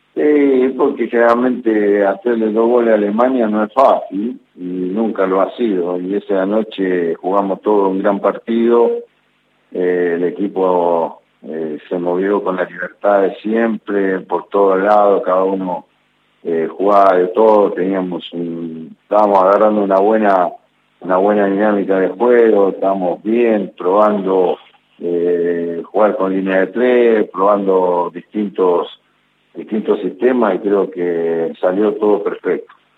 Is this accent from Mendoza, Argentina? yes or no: yes; Mendoza, Argentina; moved away as an adult; also born or lived in La Plata; now in Chile; Sí, mendocino. Eh, mendocino, de verdad.